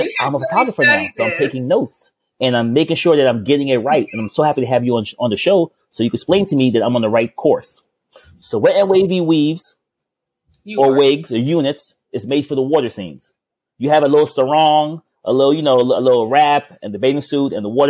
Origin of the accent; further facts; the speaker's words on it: Thailand; moved away; I'm from Thailand.